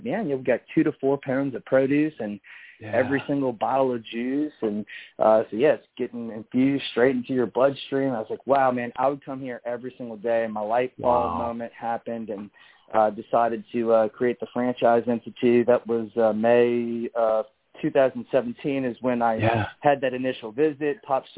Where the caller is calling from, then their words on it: New Orleans, Louisiana, United States; I'm calling from New Orleans, Louisiana, at our headquarters office here on Chapatula Street.